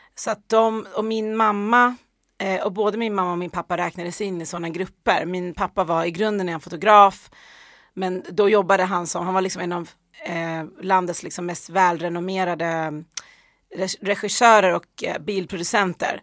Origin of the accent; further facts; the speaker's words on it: Ockelbo, Gävleborg County, Sweden; hamnade sen i Ockelbo där jag växte upp